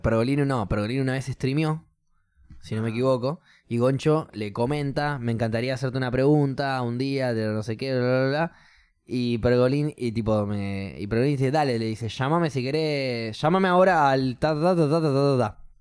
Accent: Argentina; also born or lived in New Zealand; soy argentino

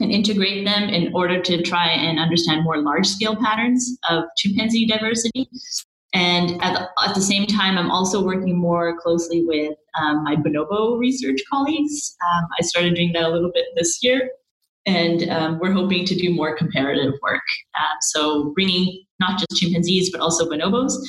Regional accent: Vancouver, British Columbia, Canada; growing up in Vancouver, you're often surrounded by amazing, amazing natural scenery

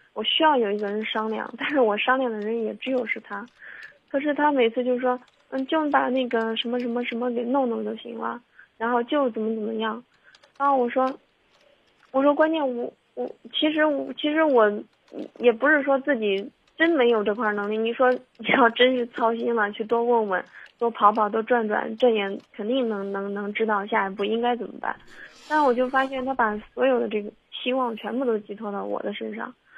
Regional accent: near Zhengzhou, Henan, China; moved away; 我老家离郑州近一些

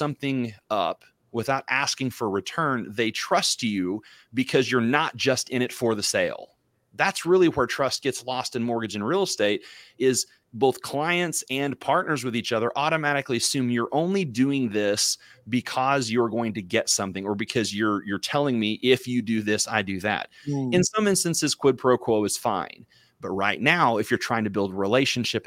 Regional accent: Missouri, United States; moved away; also born or lived in Dallas, Texas; I grew up in Missouri

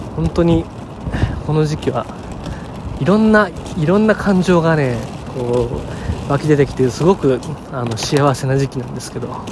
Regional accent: Chiba, Japan; 地元千葉県の地元の中学校に行ってきたんですね

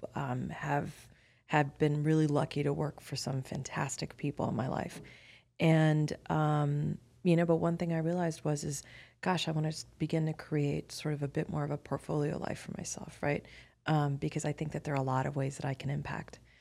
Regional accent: Miami, Florida, United States; I'm ethnically Indian, but I was born and raised in Miami, Florida

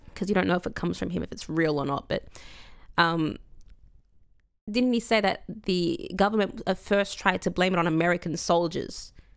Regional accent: Coburg, Victoria, Australia; I grew up in Coburg

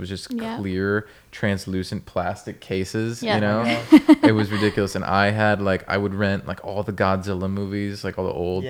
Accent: Connecticut, United States; There was a video store in my town. I grew up in Connecticut.

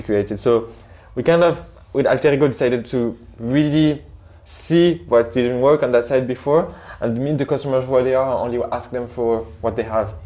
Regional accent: Morocco; now in Switzerland; I'm from Morocco

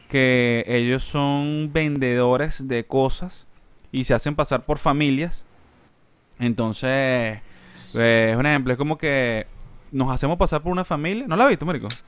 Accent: Spain; Soy español.

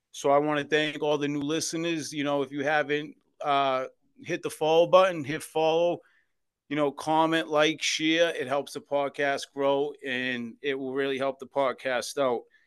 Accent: Boston, Massachusetts, United States; I was born and raised in South Boston, Massachusetts, in the Old Colony Projects

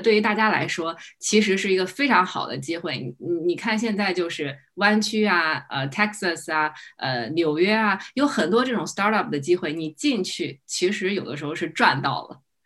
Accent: China; now in United States; 作为一个英语不是很好的一个中国人

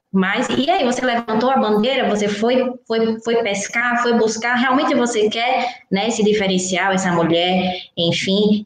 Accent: Northeast Region, Brazil; moved away; also born or lived in South of Brazil; eu sou do Nordeste, estou morando no Sul, mas sou do Nordeste

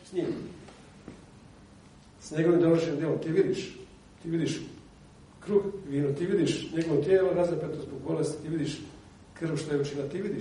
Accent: Bosnia & Herzegovina; kod nas u Bosni

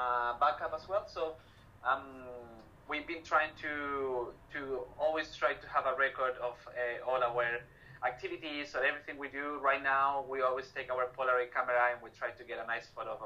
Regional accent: Santiago, Santiago Metropolitan Region, Chile; English is a second language; also born or lived in Sydney, Australia / New Zealand; I'm from Santiago de Chile.

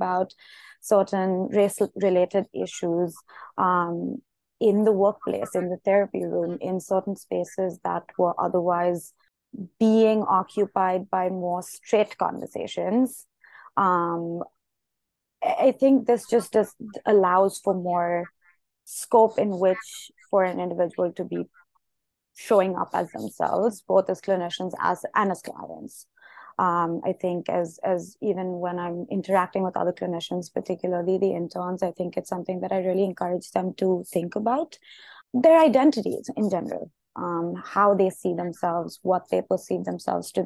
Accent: India; moved away as an adult; now in United States; I grew up in India. I've been to boarding school abroad. I'm currently in the US and have been here for a few years

